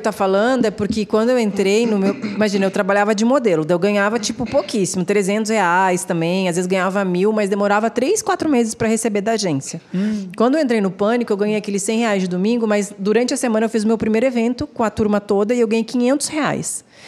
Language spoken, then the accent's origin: Portuguese; Porto Alegre, Rio Grande do Sul, Brazil; moved away as an adult; now in São Paulo, Brazil; eu sou gaúcha, né? Então eu vivi até os meus 26 anos em Porto Alegre